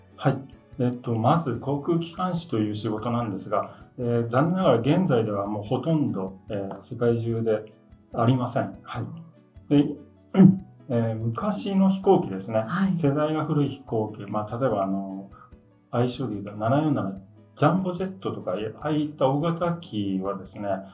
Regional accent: Yokohama, Kanagawa, Japan; now in Tokyo, Japan; 出身は、えー、横浜ですが、今はあの都内に家族と住んでおります

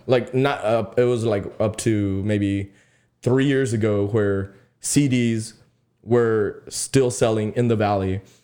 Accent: Sullivan City, Texas, United States; I'm from Sullivan City, you know, we have cactuses and cows

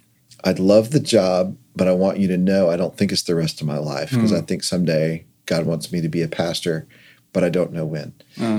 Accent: Virginia, United States; moved away as an adult; also born or lived in Georgia; I went to college at University of Georgia, which was out of state for me. I grew up in Virginia.

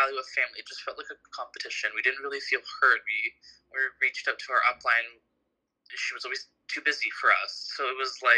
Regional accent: Markham, Ontario, Canada; also born or lived in Toronto; I was born in Toronto, but I was raised in Markham.

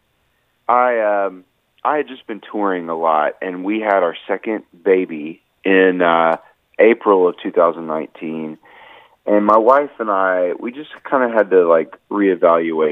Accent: Nashville, Tennessee, United States; I'm in Nashville, Tennessee, my hometown

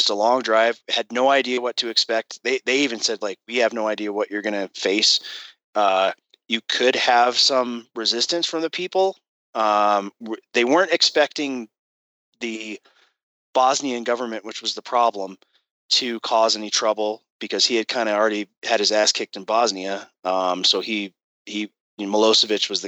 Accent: Colorado Springs, Colorado, United States; moved away as an adult; I wanted to get back to Colorado Springs. That's my hometown

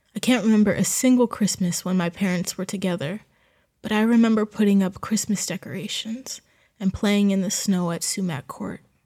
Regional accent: New Jersey, United States; moved away as an adult; Growing up in Jersey meant that there were farms involved in almost everything we did

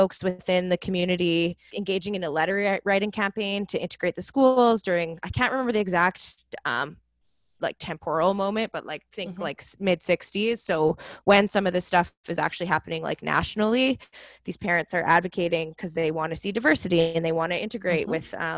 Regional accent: Canada; Canadian parent

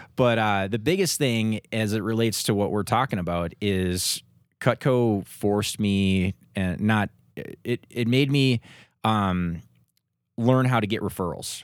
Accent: Minnesota, United States; moved away as an adult; now in Denver, United States; I grew up in Minnesota

